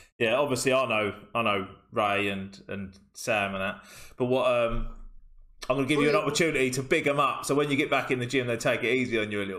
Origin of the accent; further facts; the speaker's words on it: Orpington, London, United Kingdom; moved away as an adult; now in Medway, United Kingdom; I'm from Alpington, St. Paul's Cray, St. Mary's Crayway. And I always think like Chatham and places, like I moved into Medway. I've only been here about five years now.